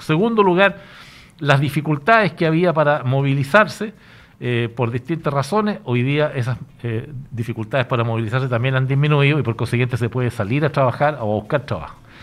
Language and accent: Spanish; Chile; el Estado somos todos los chilenos